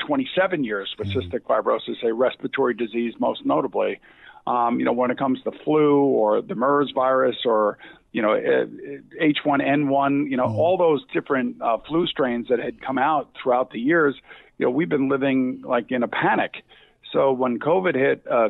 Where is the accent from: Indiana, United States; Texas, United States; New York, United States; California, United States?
New York, United States; Long Island; I grew up in Long Island